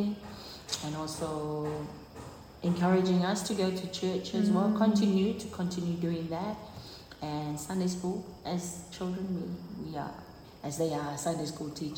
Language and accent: English; Avarua, Rarotonga, Cook Islands; also born or lived in Pukapuka; I was born in Pukupuka, but raised up here in Pūe Estates, Avarua